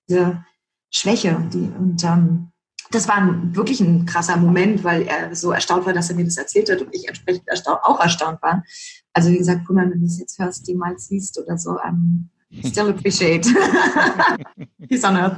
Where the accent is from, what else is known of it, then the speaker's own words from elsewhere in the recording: Berlin, Germany; accent: Berlinish; also born or lived in East Germany (born); Aufgewachsen bin ich eigentlich tatsächlich in, im Westteil von Berlin